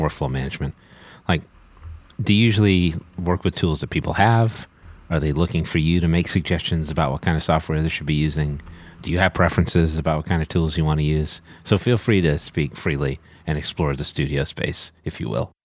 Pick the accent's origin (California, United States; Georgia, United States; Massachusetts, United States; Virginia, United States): Massachusetts, United States; Boston; I am from the Boston area